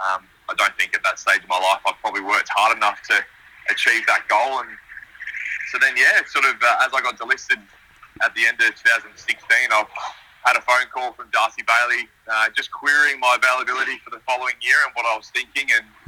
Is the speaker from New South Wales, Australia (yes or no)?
no; Melbourne, Victoria, Australia; moved away as an adult; now in Adelaide, Australia; Yeah, so I grew up in Essendon, so everyone's obviously familiar with the full team, so sort of inner suburbia and within the suburbs of Melbourne